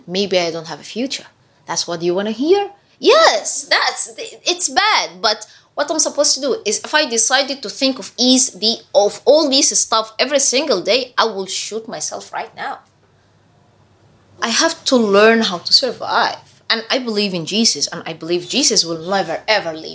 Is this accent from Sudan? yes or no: yes; Sudan; moved away as an adult; now in Indonesia; I'm originally from Sudan